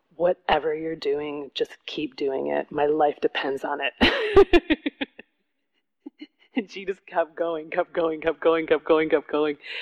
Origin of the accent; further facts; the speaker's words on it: Detroit, Michigan, United States; I grew up in Detroit